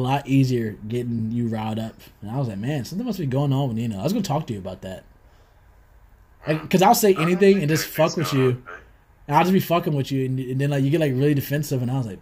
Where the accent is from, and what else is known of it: United States; born or raised there; moved away as an adult